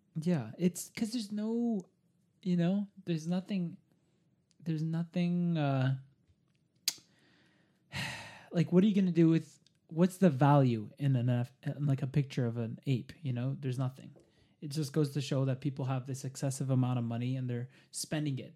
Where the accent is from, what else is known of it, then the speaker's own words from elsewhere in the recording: Montreal, Quebec, Canada; now in Toronto, Canada; I'm, I'm from Montreal